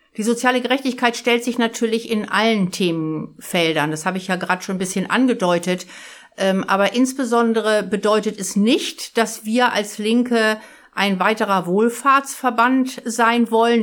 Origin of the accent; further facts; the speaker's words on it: Hamburg, Germany; Ich komme aus Harburg